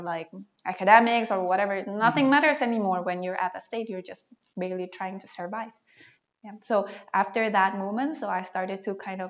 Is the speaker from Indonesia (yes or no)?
yes; Jakarta, Indonesia; I'm from Jakarta